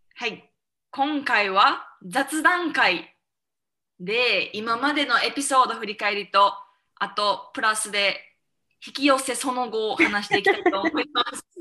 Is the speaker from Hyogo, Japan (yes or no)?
no; Osaka, Japan; 私と南が隣町出身なんよね大阪の